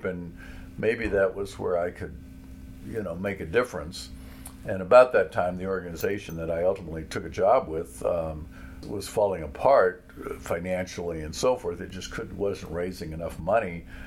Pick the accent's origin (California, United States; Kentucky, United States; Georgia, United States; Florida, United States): Kentucky, United States; Danville; I grew up here in Danville during the Martin Luther King era